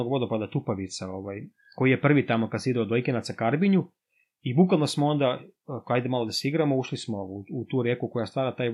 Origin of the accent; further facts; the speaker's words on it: Serbia; kod nas u Srbiji